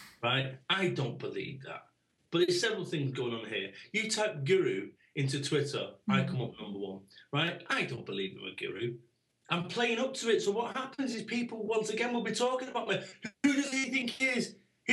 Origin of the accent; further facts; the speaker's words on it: Manchester, North West England, United Kingdom; I am from Manchester.